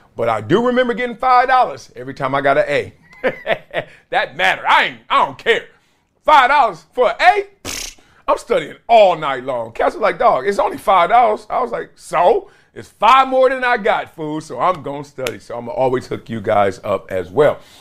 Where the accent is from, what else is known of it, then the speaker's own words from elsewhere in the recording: Compton, California, United States; Growing up in Compton